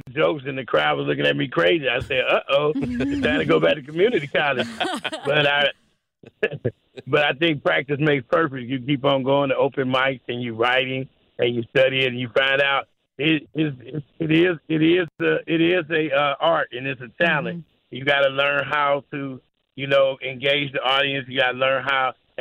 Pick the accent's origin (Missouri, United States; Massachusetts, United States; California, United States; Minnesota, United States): Missouri, United States; St. Louis; moved away; I love my hometown.